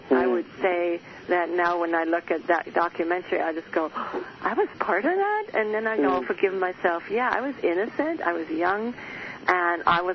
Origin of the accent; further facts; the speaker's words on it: Germany; moved away; I was born and raised in Germany in the Catholic upbringing